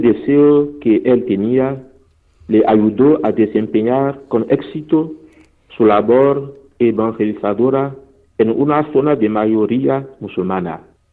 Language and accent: Spanish; Benin; first language Fon; Spanish is a second language; moved away; misioneros que han llegado en mi país, Benin